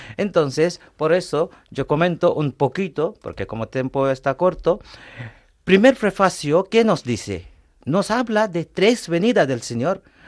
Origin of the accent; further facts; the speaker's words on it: India; also born or lived in Paris, France; now in Madrid, Spain; yo soy de la India, he estudiado en París, luego vine aquí